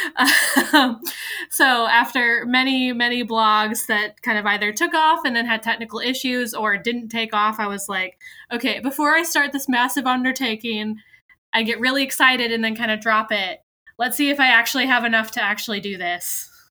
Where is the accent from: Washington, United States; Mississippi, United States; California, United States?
California, United States; now in Williamsburg, United States; I am based in Williamsburg, Virginia, but I'm originally from California.